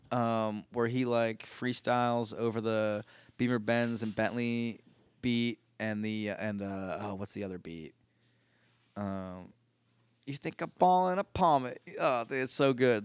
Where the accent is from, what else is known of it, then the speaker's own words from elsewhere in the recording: Philadelphia, Pennsylvania, United States; Growing up in the Philly area